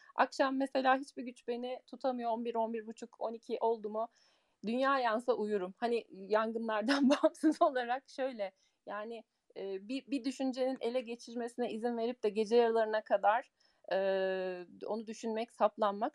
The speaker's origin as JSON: {"language": "Turkish", "country": "Germany", "tie": "born or raised there", "said": "Almanya'da doğdum, büyüdüm"}